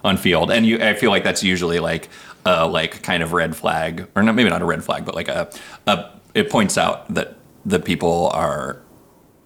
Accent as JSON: {"language": "English", "town": "Seattle", "region": "Washington", "country": "United States", "said": "I'm from Seattle originally, traveled a bunch, and settled down here again."}